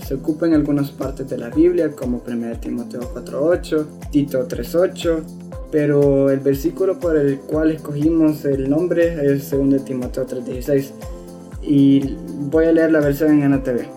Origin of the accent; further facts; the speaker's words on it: El Salvador; tengo 15 años y soy del Salvador